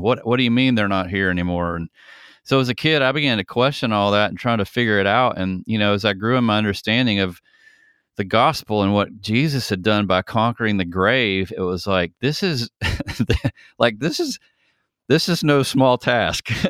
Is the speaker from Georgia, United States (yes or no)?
yes; Atlanta, Georgia, United States; also born or lived in San Francisco; I'm from Atlanta, Georgia. I've literally been in Georgia my entire life